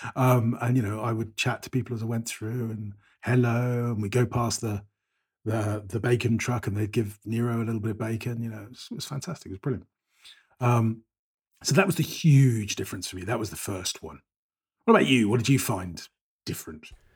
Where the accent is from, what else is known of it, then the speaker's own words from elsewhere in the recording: Bristol, South West England, United Kingdom; moved away as an adult; also born or lived in Paris, France; now in Cyprus; I was born and bred in Bristol, uh, which is quite a big city in the west of England.